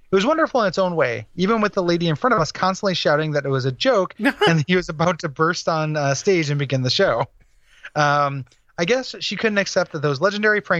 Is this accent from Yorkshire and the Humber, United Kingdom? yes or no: yes; Sheffield, Yorkshire and the Humber, United Kingdom; they played my hometown of Sheffield.